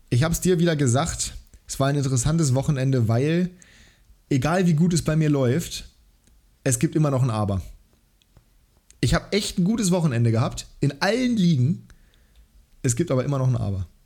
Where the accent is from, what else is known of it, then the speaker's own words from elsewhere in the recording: Bremen, Germany; ja natürlich, als Bremer